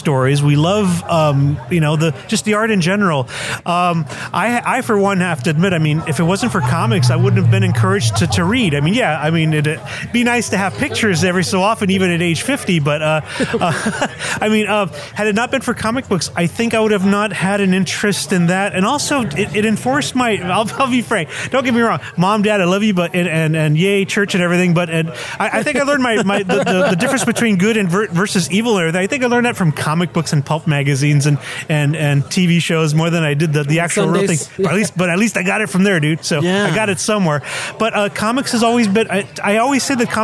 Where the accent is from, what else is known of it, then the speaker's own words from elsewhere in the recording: Bell Gardens, California, United States; also born or lived in Nogales, Sonora, Mexico / South Central Los Angeles; we settled in the wonderful, even more glamorous world of Bell Gardens, California.